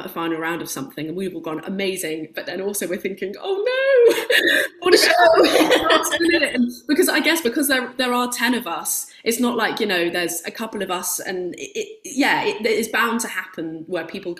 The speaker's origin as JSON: {"language": "English", "area": "Somerset", "region": "South West England", "country": "United Kingdom", "tie": "born or raised there", "also_born_or_lived": "North London", "moved": "as an adult", "lives_now": "London, United Kingdom", "said": "I was born in North London, but then my family, my mum and my dad and my sister moved to Somerset when I was about five. So that I spent my whole childhood there"}